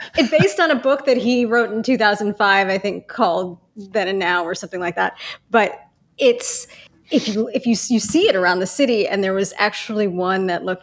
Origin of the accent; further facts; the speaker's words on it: Rhode Island, United States; my home state